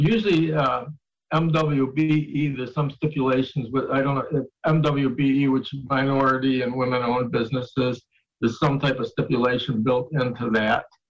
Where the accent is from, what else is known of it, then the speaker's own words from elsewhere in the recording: Niagara Falls, New York, United States; I grew up in Niagara Falls